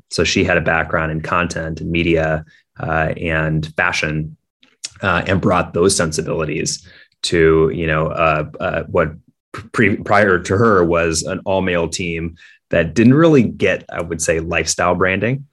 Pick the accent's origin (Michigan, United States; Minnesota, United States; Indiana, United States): Minnesota, United States; Minneapolis; I grew up in Minneapolis, Minnesota